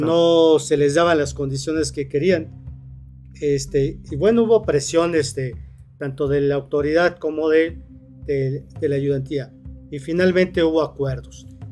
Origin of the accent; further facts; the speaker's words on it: Cuernavaca, Morelos, Mexico; Los que somos de Cuernavaca